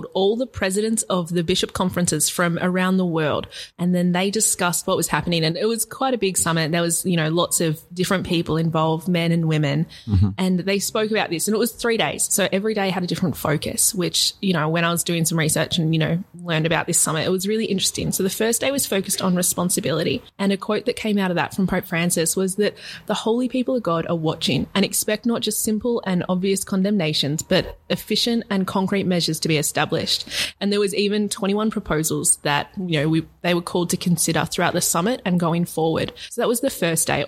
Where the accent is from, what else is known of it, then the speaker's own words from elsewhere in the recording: Australia; I'm proud of being Australian